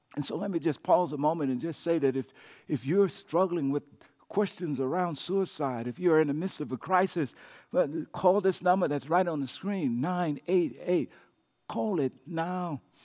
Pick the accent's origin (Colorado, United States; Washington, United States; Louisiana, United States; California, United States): Louisiana, United States; when I was a kid growing up in Cacheta, Louisiana